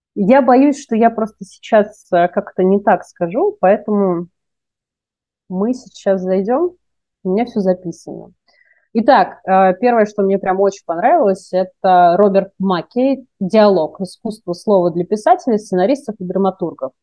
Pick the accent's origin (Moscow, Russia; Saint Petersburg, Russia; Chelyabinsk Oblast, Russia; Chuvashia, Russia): Moscow, Russia; moved away as an adult; also born or lived in Kaluga; now in Philippines; для меня, как для москвички